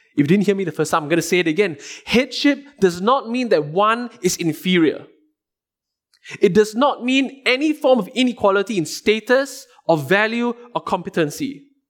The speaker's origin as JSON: {"language": "English", "country": "Singapore", "said": "as a Singaporean, I had to do two years of military service."}